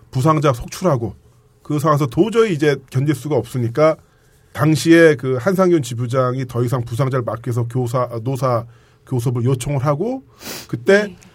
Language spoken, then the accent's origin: Korean; Pyeongtaek, Gyeonggi Province, South Korea